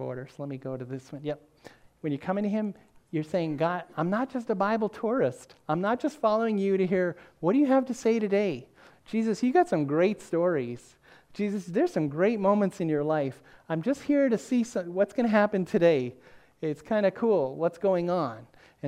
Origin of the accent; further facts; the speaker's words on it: the North, United States; moved away; also born or lived in the South; growing up in the North, where everybody had a basement